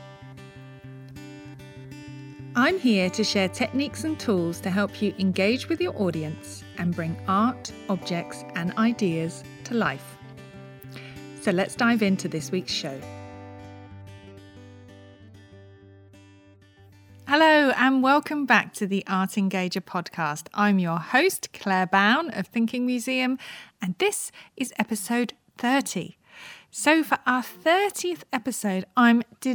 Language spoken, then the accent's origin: English; St Albans, East of England, United Kingdom; I grew up in St Albans. I'm also a Hertfordshire girl